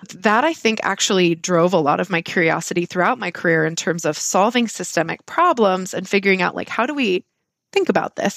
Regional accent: Southern California, United States; I grew up in Southern California

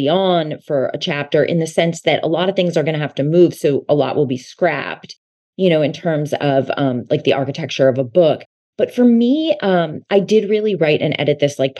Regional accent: outside of Philadelphia, Pennsylvania, United States; I grew up outside of Philadelphia

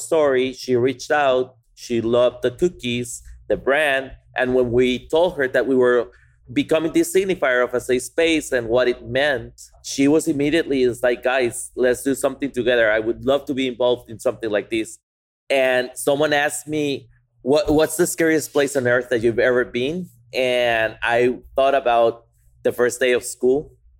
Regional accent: Guatemala; moved away as an adult; now in Austin, United States; we came from Guatemala, that we did the farmers markets for a month when we moved here

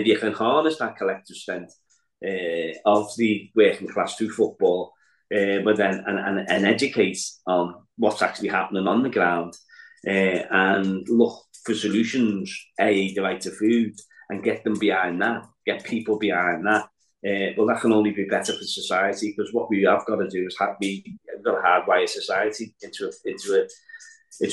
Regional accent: Liverpool, North West England, United Kingdom; also born or lived in Walton, Liverpool; growing up in Anfield and seeing what was happening within the area

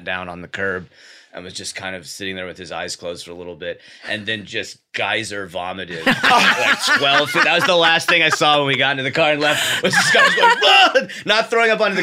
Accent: Glendale, California, United States; moved away as an adult; also born or lived in Van Nuys / Sunland / Pasadena; moved to Glendale when I was like four when my sister was born. We moved and lived there until I went to high school

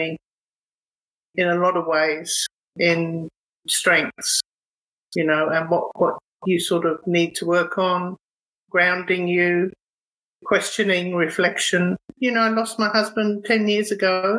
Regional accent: United Kingdom; moved away as an adult; also born or lived in Thornton Heath, London / Epping, Essex; now in Australia; I grew up in Thornton Heath and Epping in Essex.

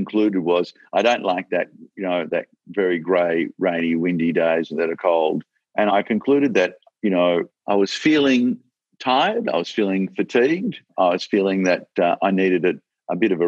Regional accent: Australia

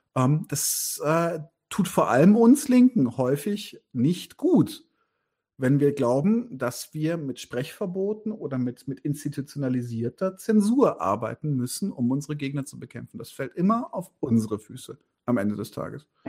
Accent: Bavaria, Germany; ich bin ja Bayer

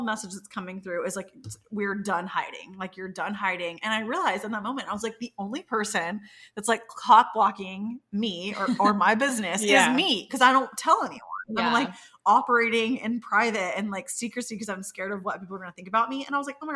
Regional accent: the South, United States; growing up in the South

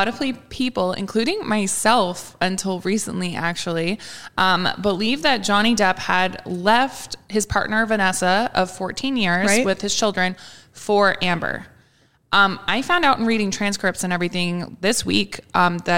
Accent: Canada; As a Canadian

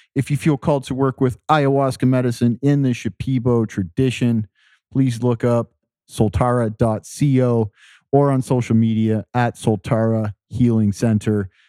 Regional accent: Ontario, Canada; I grew up near the Great Lakes. I grew up in Ontario

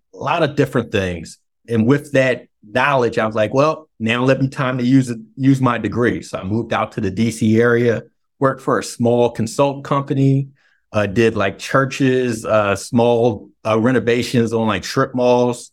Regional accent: Philadelphia, Pennsylvania, United States; now in DMV area, United States; we're both originally from Philly

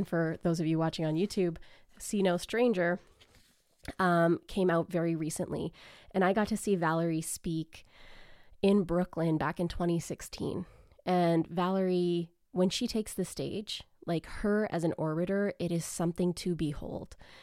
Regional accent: Grande Prairie, Alberta, Canada; growing up in Grand Prairie, Alberta

